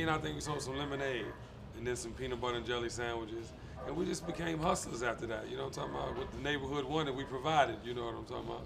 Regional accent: Washington, District of Columbia, United States; I'm from Washington D.C.

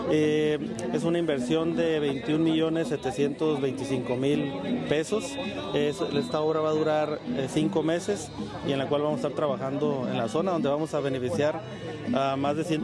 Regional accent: Tijuana, Baja California, Mexico; Este, somos tijuanenses, estamos buscando impulsar Tijuana.

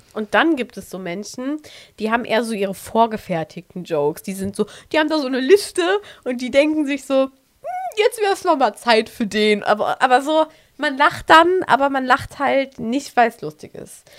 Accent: Aachen, North Rhine-Westphalia, Germany; Wir kommen übrigens aus Aachen

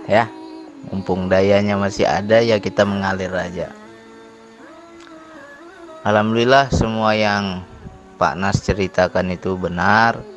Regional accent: Sumatra, Indonesia; apalagi kita orang Sumatera orang Sumatera kasar nggak bisa kayak orang Jawa

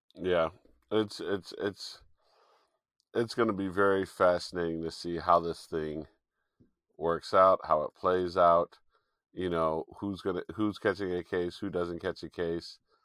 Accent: Chicago, Illinois, United States; Chicago is technically my hometown 'cause I was born in Chicago

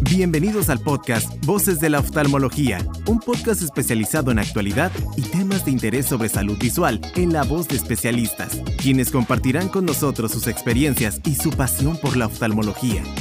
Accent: Costa Rica; also born or lived in Mexico; Aquí en Costa Rica particularmente yo topé con pared cuando llegué, yo regresé de México en el 2016

